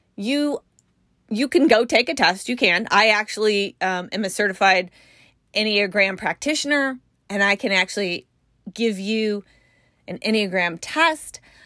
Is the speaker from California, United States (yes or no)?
yes; California, United States; I'm from California